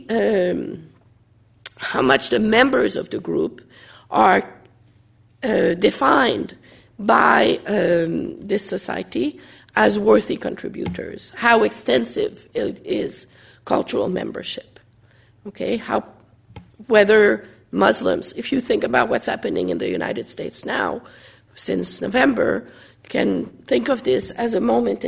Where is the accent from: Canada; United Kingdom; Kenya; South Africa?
Canada; as a Canadian